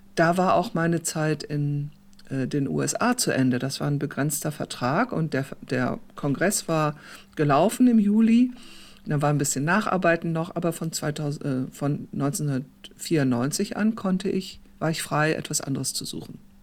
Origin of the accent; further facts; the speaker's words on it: Germany; moved away as an adult; also born or lived in South Africa; als Deutsche